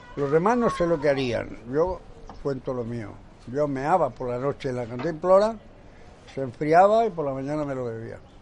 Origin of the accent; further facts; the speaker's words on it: Guijuelo, Castile and León, Spain; Nací en Guijuelo, el pueblo de los jamones